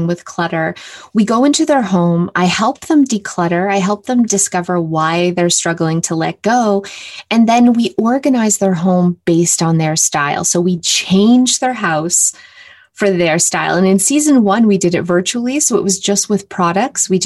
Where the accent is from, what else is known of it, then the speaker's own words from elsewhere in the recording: Canada; I'm from Canada